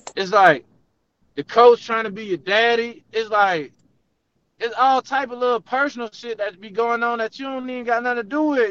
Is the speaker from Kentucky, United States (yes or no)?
no; Savannah, Georgia, United States; I'm from Savannah